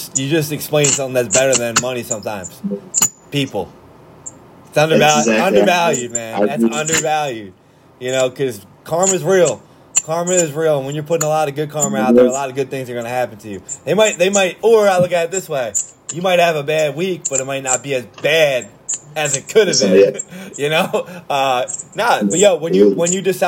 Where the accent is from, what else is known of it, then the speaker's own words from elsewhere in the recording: Philadelphia, Pennsylvania, United States; we're from Philly